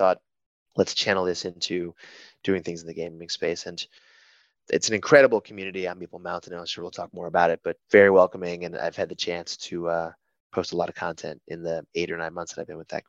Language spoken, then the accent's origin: English; Rochester, New York, United States; now in Chicago, United States; Yeah, I've been now in Chicago for going on 10 years, uh, originally from, gosh, all over Rochester, New York for a stretch